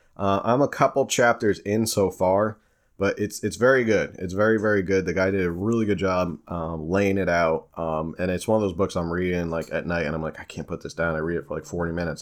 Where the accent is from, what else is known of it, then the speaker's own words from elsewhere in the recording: Warren County, New Jersey, United States; Warren County, which is where I grew up